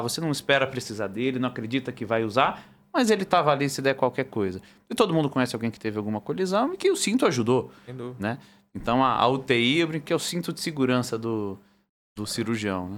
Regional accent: Brazil; sou do Brasil

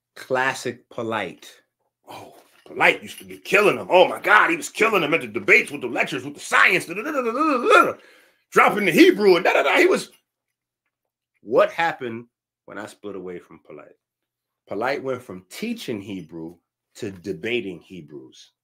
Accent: New York City, New York, United States; I'm from the Bronx

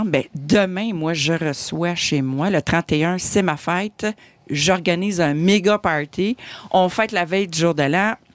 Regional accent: Quebec, Canada; Le cipote gaspésien, parce que moi, je suis gaspésienne d'origine et fière de l'être.

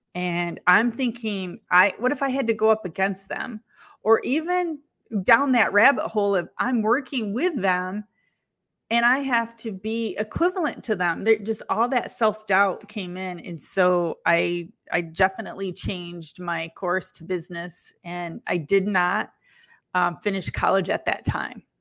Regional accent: Lansing, Michigan, United States; I was born in Lansing, Michigan

